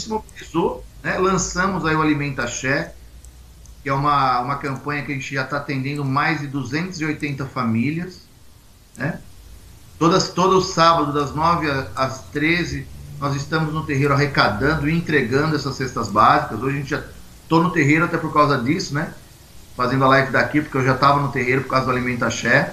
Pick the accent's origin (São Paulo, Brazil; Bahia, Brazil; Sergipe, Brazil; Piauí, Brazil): São Paulo, Brazil; Jundiaí; Sou caipira de Jundiaí, interior de São Paulo.